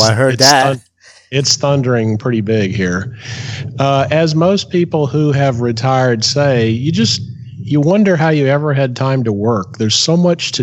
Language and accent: English; Louisiana, United States; now in Eustis, United States; originally I am from Louisiana, but now I live in the Orlando, Florida area.